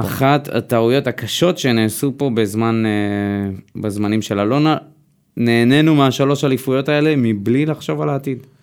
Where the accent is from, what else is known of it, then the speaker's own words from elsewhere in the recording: Israel; אנחנו ישראלים